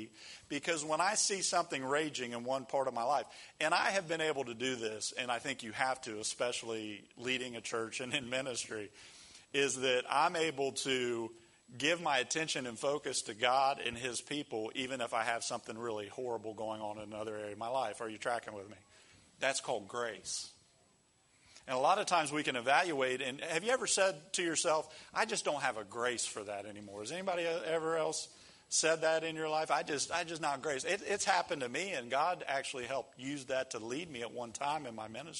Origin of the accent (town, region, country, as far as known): United States